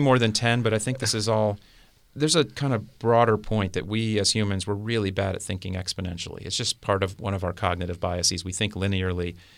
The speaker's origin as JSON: {"language": "English", "region": "South Florida", "country": "United States", "tie": "born or raised there", "said": "I grew up in South Florida."}